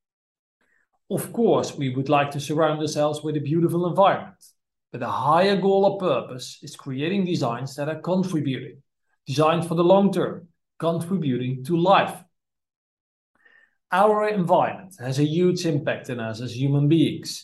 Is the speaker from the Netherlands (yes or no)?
yes; Netherlands; from the Netherlands